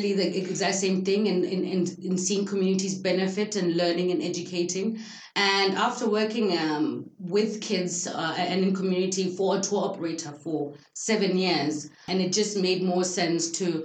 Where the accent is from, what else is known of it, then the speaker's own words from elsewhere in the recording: Gaborone, South-East District, Botswana; growing up in Gaborone